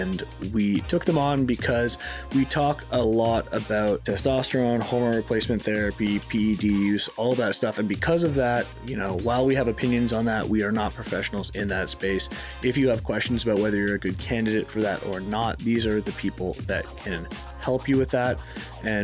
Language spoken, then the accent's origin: English; Canada; moved away; I grew up in Canada where it's like, yeah, you know, people leave their doors unlocked and stuff